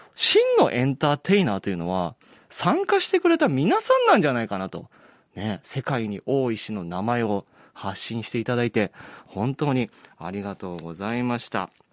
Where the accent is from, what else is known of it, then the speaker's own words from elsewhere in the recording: Uwajima, Ehime, Japan; moved away; 僕もあの、マラソンの日本新記録でも記憶に新しい鈴木健吾選手、実は同じ愛媛県宇和島東高校出身なんですよね